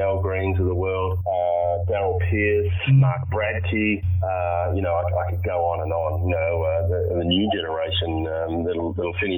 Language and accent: English; Perth, Western Australia, Australia; I want to see Perth win because it's my hometown